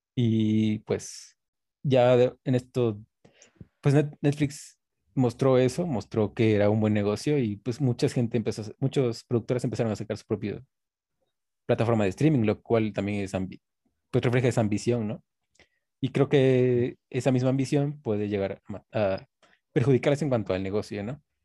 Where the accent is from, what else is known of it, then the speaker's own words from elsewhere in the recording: Coatepec, Veracruz, Mexico; aquí en Coatepec, que bueno, donde yo soy, que es de Coatepec, de Cruz